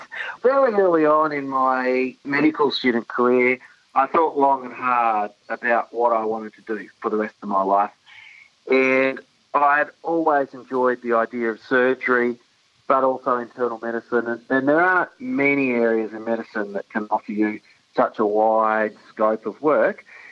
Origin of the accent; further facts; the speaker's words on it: Brisbane, Queensland, Australia; I grew up in Brisbane, in the southern suburbs of Brisbane, and went to school there and then went to University of Newcastle.